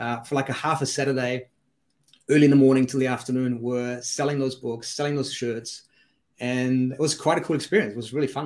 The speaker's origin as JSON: {"language": "English", "country": "Germany", "tie": "born or raised there", "also_born_or_lived": "Switzerland", "moved": "yes", "said": "I grew up in Germany"}